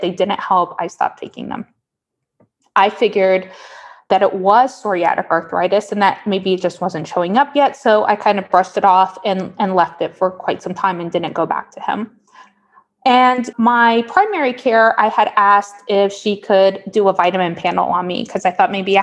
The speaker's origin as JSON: {"language": "English", "town": "Miami", "region": "Florida", "country": "United States", "tie": "born or raised there", "moved": "as an adult", "lives_now": "Portland, United States", "said": "I'm from Miami originally. I was born and raised there"}